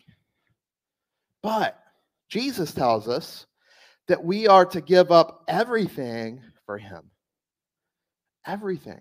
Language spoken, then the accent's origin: English; South Louisiana, United States; moved away; I'm from South Louisiana.